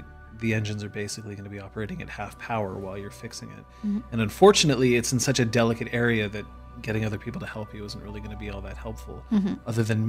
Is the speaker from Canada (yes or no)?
yes; Vancouver, British Columbia, Canada; I'm from Vancouver.